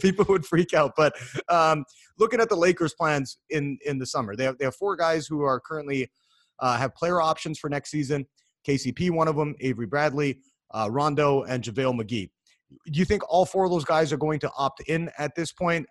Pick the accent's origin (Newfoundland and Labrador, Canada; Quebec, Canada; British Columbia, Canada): British Columbia, Canada; Vancouver; I'm from Vancouver, Canada